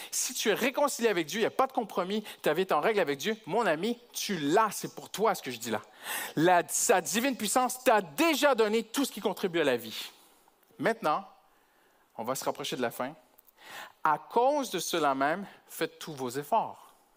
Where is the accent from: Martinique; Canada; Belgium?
Canada; je suis canadien